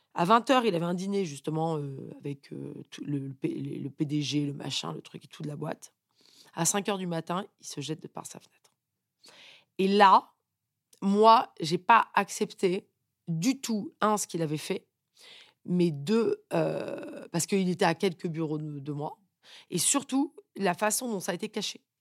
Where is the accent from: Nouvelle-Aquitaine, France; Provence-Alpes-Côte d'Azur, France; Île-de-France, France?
Île-de-France, France; Paris; also born or lived in United States; je suis née à Paris, dans une famille euh, papa banquier, euh, maman qui travaille pas